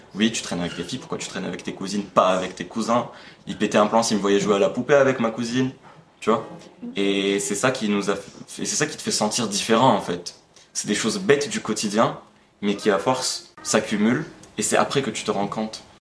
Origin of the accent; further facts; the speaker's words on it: Algeria; moved away as an adult; now in France; je suis algérien, j'ai vécu toute ma vie en Algérie, je suis en France que depuis un an, je suis venu pour mes études.